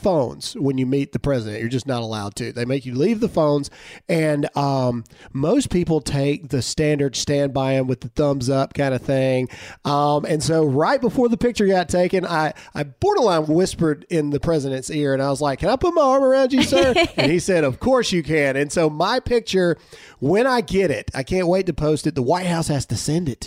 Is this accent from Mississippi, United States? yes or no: yes; Mississippi, United States; I was from Mississippi.